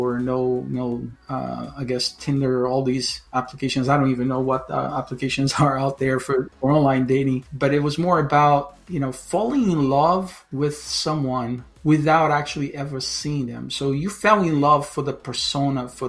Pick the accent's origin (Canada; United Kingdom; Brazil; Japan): Brazil; also born or lived in northern New Jersey, United States; now in Chapel Hill, United States; I currently live in Chapel Hill, in North Carolina, by way of northern New Jersey, by way of Brazil, where I was born. So I have a dual citizenship. I'm Brazilian American, and I moved to the United States back in 1991